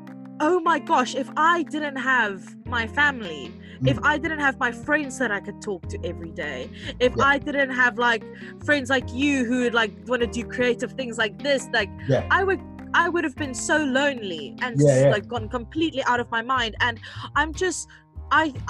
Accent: South Africa; moved away; also born or lived in London

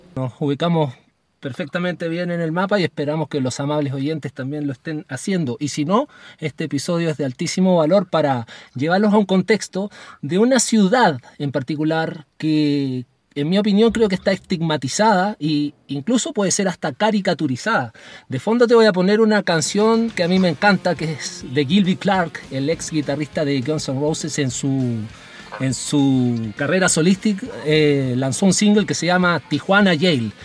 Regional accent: Chile; yo como chileno

